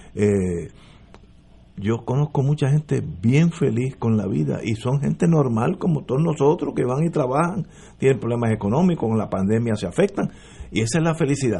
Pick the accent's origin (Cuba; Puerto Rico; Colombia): Puerto Rico; cuando estamos lejos de Puerto Rico y vemos la bandera es cuando nos jala más el espíritu